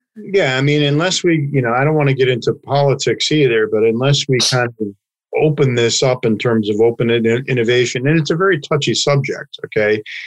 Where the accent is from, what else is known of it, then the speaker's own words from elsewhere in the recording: United States; as an American